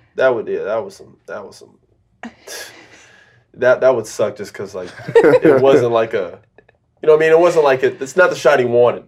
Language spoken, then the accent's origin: English; Florida, United States; I grew up in Florida.